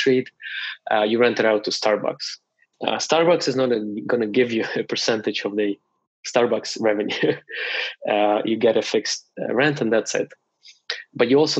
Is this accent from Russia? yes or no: yes; Russia; moved away as an adult; now in Canada; I was born in Russia and moved to Canada only when I was 22. In Russia, I got my undergrad and my master's in economics.